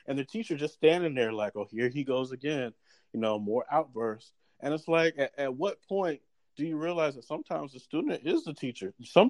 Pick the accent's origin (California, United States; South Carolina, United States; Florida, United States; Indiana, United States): South Carolina, United States; Irmo; I grew up in Irmo, South Carolina, from the age of 13 on, and I went to a predominantly white middle school, predominantly white high school